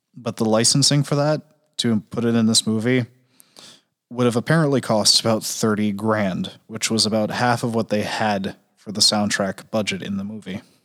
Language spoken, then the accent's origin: English; New England, United States; I'm from New England.